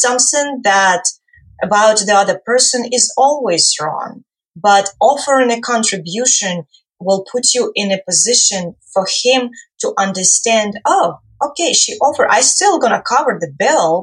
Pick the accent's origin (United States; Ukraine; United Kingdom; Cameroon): Ukraine; moved away; I come from Ukraine originally